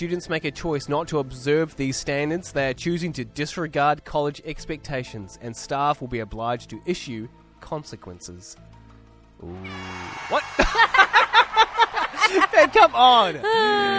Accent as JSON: {"language": "English", "country": "New Zealand", "moved": "yes", "lives_now": "Australia", "said": "I'm a Kiwi"}